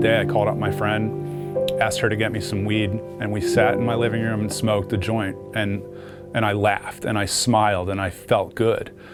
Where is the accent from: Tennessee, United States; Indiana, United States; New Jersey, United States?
New Jersey, United States; now in California, United States; I grew up in New Jersey, but I've been in California a long time